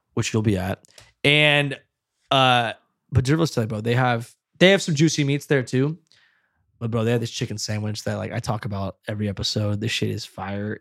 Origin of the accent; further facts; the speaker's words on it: Fresno, California, United States; I'm from Fresno